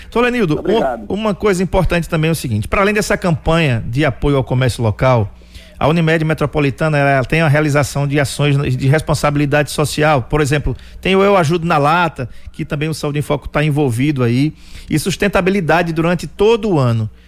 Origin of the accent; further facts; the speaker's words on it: Alagoas, Brazil; accent: nordestino; Você é de onde? Eu digo, sou de Alagoas.